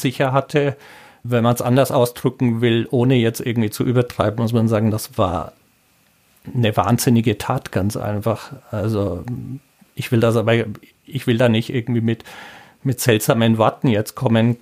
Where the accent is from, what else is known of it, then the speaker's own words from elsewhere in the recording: Franconia, Bavaria, Germany; moved away as an adult; also born or lived in Braunschweig; now in Trier, Germany; ich komme aus Franken.